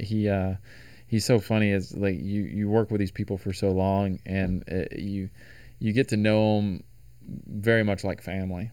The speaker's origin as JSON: {"language": "English", "region": "Tennessee", "country": "United States", "moved": "yes", "lives_now": "Los Angeles, United States", "said": "I'm from Tennessee."}